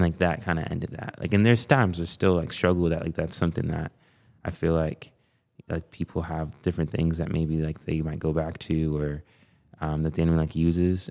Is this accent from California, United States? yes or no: no; Binghamton, New York, United States; I was born and raised there